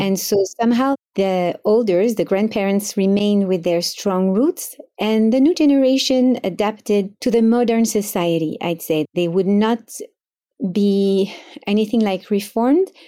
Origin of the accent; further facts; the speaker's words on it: Paris, Île-de-France, France; moved away as an adult; now in Miami, United States; I grew up in Paris in a Sefaradi family